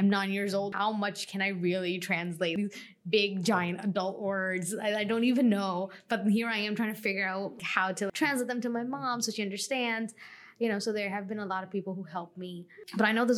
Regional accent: Long Island, New York, United States; moved away; I'm from Long Island originally. And I grew up with a single parent

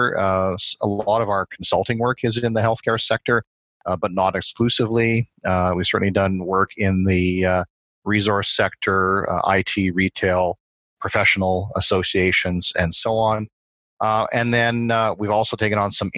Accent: Saskatchewan, Canada; moved away as an adult; now in Edmonton, Canada; Born and raised in Saskatchewan

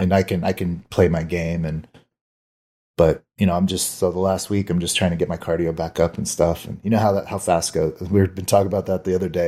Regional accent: Arizona, United States; I grew up here in Arizona

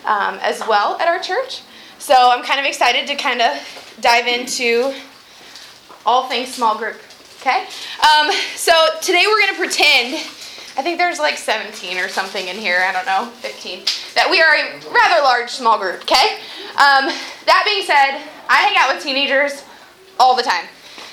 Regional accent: Wadsworth, Ohio, United States; I'm from Wadsworth, Ohio.

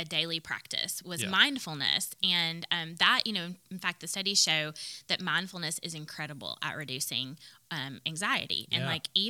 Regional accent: the South, United States; I grew up in the South

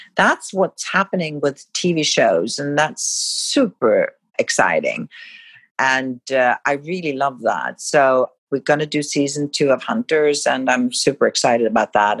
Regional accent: Sweden; moved away; growing up in Sweden

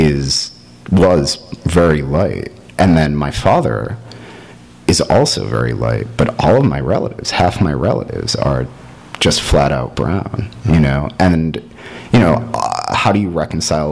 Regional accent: East Coast, United States; moved away as an adult; now in Los Angeles, United States; I was raised in on the East Coast as someone who is white

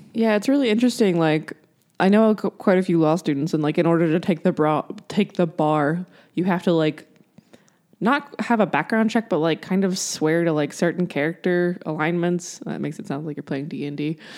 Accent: South Carolina, United States; now in Ohio, United States; I'm from South Carolina

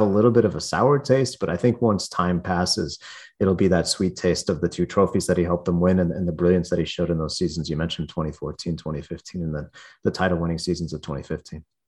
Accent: Fort Worth, Texas, United States; born or raised there; moved away as an adult; also born or lived in Kansas; now in Mexico

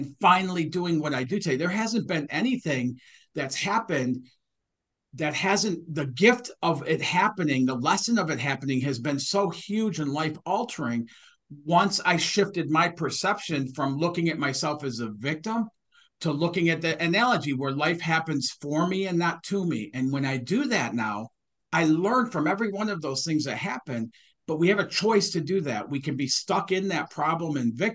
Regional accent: Detroit, Michigan, United States; I grew up in Detroit, Michigan, and I watched my parents struggle.

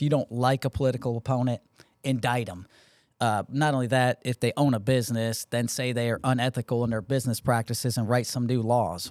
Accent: Connecticut, United States; now in Georgia, United States; I grew up in Connecticut

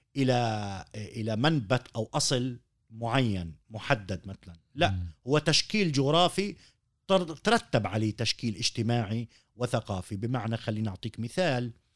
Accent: Palestine; عندنا في فلسطين

